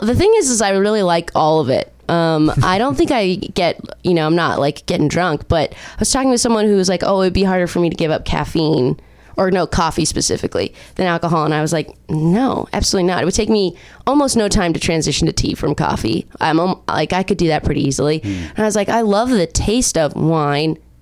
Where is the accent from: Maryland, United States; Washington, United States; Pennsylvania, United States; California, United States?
California, United States; Orange County; also born or lived in Chicago; I'm from Orange County